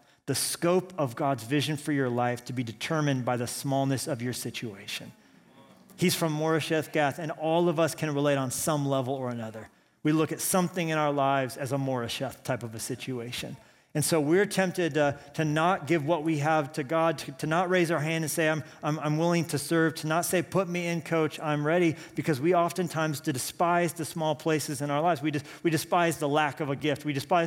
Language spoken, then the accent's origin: English; Colorado Springs, Colorado, United States; also born or lived in Pueblo, Colorado; I grew up in Colorado Springs, but I was actually born in Pueblo, Colorado